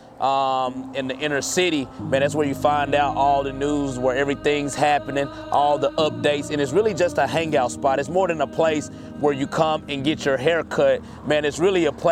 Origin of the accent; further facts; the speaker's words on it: Jackson, Tennessee, United States; I'm from East Jackson. I grew up on a street called Lincoln Street.